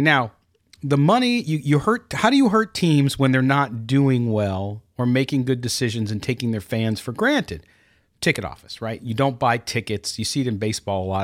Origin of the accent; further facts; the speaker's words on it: Chicago, Illinois, United States; I was born in Chicago.